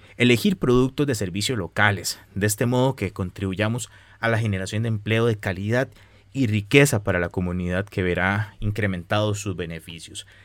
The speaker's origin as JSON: {"language": "Spanish", "country": "Costa Rica", "said": "los costarricenses podemos apoyar más a nuestro turismo"}